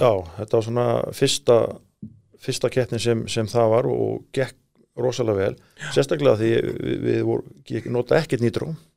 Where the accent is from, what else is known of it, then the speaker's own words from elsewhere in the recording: Iceland; við erum frá Íslandu